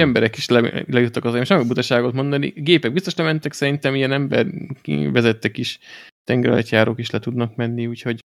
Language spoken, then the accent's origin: Hungarian; Hungary; magyarok vagyunk